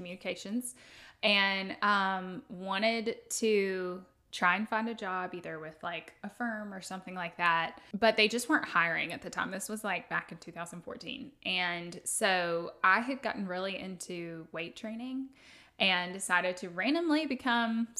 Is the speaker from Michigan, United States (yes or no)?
no; Tuscaloosa, Alabama, United States; I'm from Tuscaloosa. I grew up here going to school, you know, elementary, high school and everything